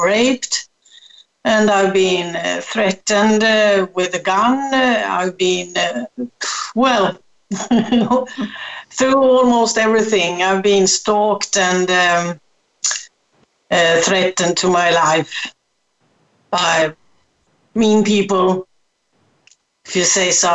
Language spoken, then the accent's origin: English; Sweden; now in Gran Canaria, Spain; I'm born in Sweden, so that's my strong connection to Sweden